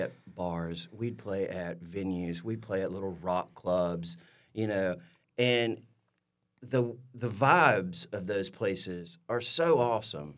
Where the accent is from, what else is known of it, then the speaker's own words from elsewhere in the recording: Louisville, Alabama, United States; also born or lived in Troy, Alabama; born and raised in Louisville, Alabama, which is about, uh, thirty-ish, thirty-five miles, uh, east of Troy